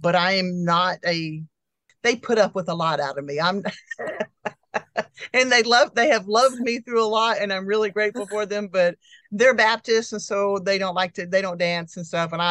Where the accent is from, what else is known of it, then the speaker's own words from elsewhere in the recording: Tulsa, Oklahoma, United States; moved away as an adult; also born or lived in Fairbanks, Alaska / Texas / California; I was born in Tulsa